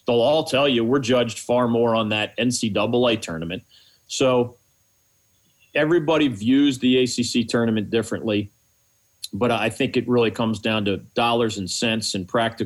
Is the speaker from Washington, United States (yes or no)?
no; Philadelphia, Pennsylvania, United States; moved away; Growing up in Philadelphia